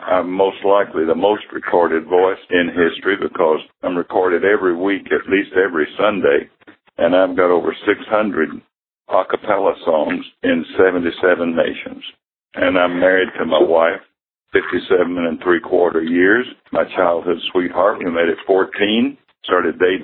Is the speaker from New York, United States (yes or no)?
no; Dalton, Georgia, United States; my dad was an evangelist, and we've been all over Georgia. We lived in Dalton. Started school in Dalton, Georgia